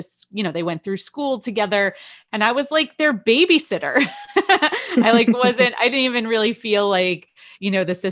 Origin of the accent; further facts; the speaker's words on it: Wayne, New Jersey, United States; When I grew up in Wayne